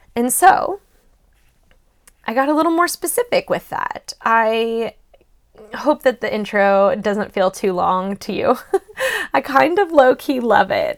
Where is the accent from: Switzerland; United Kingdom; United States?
United States; Louisville, Kentucky; moved away as an adult; now in Boston, United States; Louisville, Kentucky, which is where I am originally from